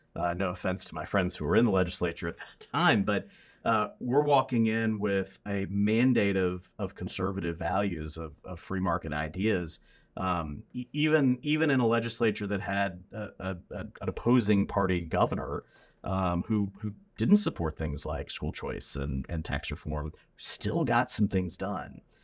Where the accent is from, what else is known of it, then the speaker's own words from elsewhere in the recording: Memphis, Tennessee, United States; also born or lived in New Orleans; now in Louisiana, United States; I grew up in Memphis